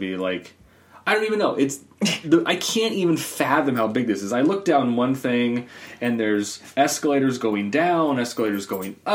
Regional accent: Ohio, United States; I'm from Ohio.

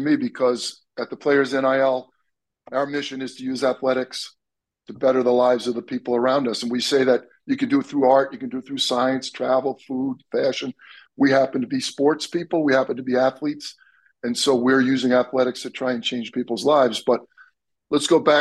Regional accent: Long Island, New York, United States; moved away; I'm from Long Island originally

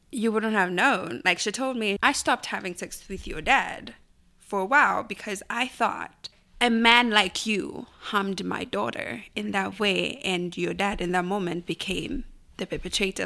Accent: Lusaka, Lusaka Province, Zambia; moved away; I grew up in a small compound called Linda in Lusaka.

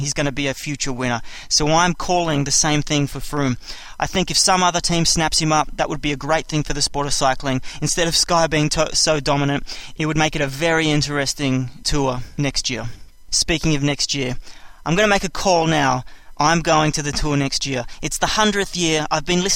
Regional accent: Australia; I'm Australian

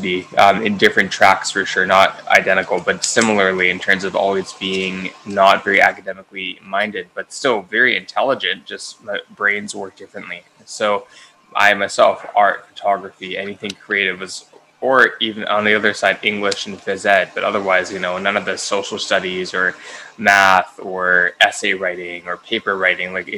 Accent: Vancouver, British Columbia, Canada; I grew up in Carisdale. I went to kindergarten at Talmud Torah.

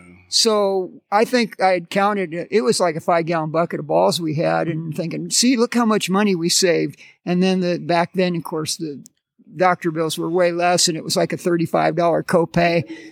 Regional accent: Audubon, Iowa, United States; growing up in Audubon, Iowa, I mean, that's what we did every day.

